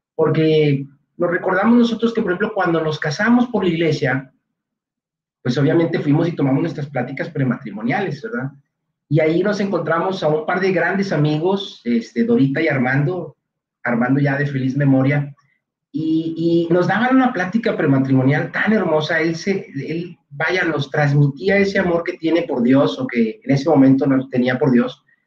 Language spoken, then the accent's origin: Spanish; Monterrey, Nuevo León, Mexico; somos de aquí en Monterrey, ambos nacimos aquí, aunque nuestros padres no son regiomontanos, pero sí ambos crecimos aquí